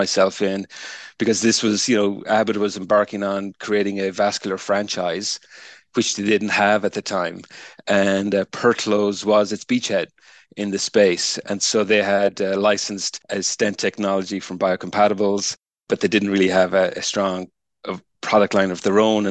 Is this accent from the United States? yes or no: no; Ireland; moved away; I'm Irish, started life as a materials scientist back in the University of Limerick in Ireland.